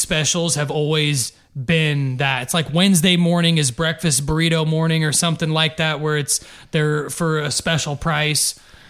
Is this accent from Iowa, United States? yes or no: yes; Dyersville, Iowa, United States; growing up in Dyersville, I don't think they had Taco John's.